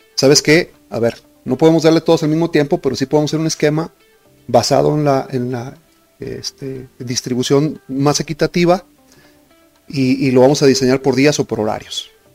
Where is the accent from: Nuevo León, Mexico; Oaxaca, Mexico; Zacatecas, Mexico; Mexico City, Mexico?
Zacatecas, Mexico; Todos los que somos de aquí somos zacatecanos, yo soy orgullosamente zacatecano